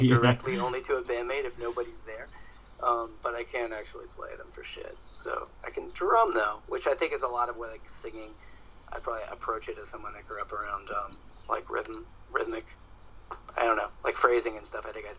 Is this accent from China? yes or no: no; Toronto, Ontario, Canada; born there; Yes. Yeah, I was born in Toronto.